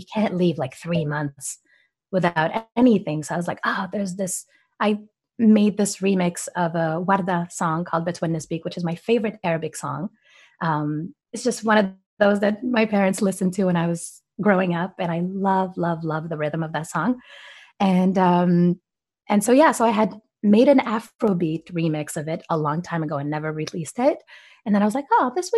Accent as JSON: {"language": "English", "town": "Montreal", "region": "Quebec", "country": "Canada", "tie": "born or raised there", "also_born_or_lived": "Morocco / Los Angeles, United States / New York, United States", "lives_now": "Montreal, Canada", "said": "I was born in Morocco. I was raised in Canada"}